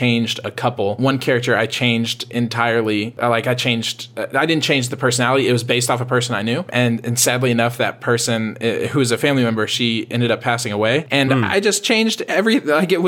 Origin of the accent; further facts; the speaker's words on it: Texas, United States; I'm from Texas.